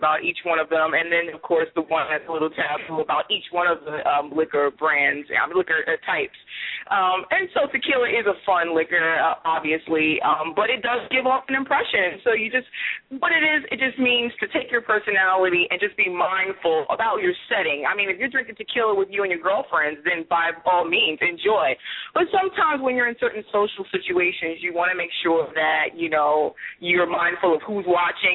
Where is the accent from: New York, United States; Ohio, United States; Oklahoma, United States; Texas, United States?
New York, United States; I'm from the Big Apple, too. I'm from New York. So I'm originally from New York, so that's one of my hometown drinks